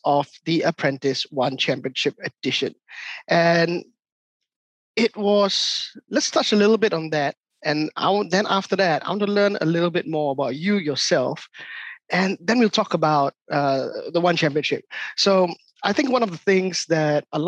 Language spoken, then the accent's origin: English; Singapore; I'm born and raised in Singapore